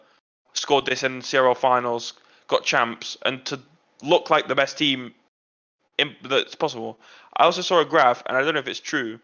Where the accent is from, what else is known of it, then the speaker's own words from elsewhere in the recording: England, United Kingdom; I'm English